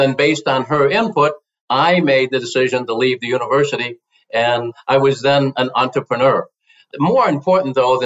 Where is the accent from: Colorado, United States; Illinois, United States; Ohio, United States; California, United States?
Illinois, United States; Elmwood Park; I grew up in Chicago, Illinois, actually a suburb of Chicago, Elmwood Park, which is about a half a mile from Chicago